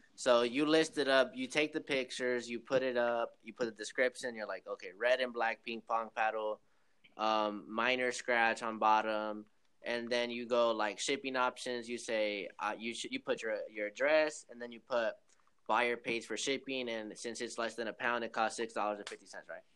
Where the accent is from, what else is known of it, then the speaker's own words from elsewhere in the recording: Long Beach, California, United States; moved away as an adult; now in Oklahoma, United States; I live in Oklahoma, but I'm, I'm originally from uh, Long Beach, California